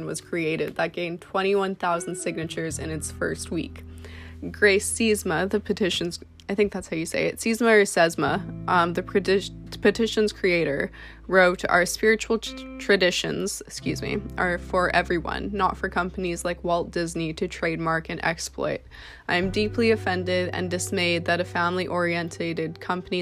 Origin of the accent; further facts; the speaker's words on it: Canada; I'm a model from Canada.